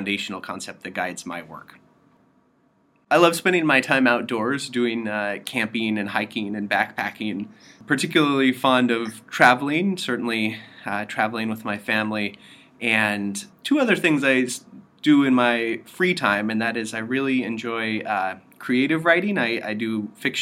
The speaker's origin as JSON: {"language": "English", "region": "Western Colorado", "country": "United States", "also_born_or_lived": "Stanford, California", "moved": "as an adult", "lives_now": "Princeton, United States", "said": "I am originally from Western Colorado in the U.S."}